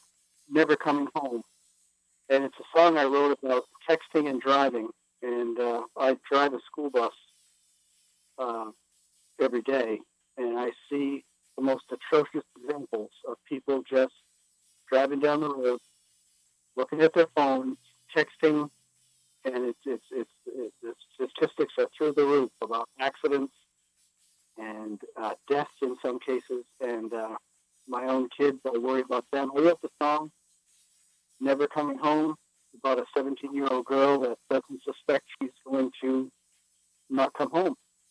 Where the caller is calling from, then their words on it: Linden, Maine, United States; I'm calling from Linden, Maine, just outside of Westbrook.